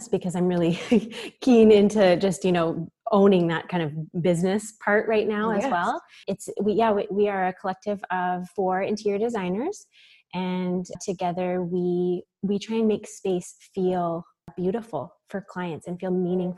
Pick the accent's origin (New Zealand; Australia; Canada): Canada; Victoria, British Columbia; now in Vancouver, Canada; I grew up in Victoria in British Columbia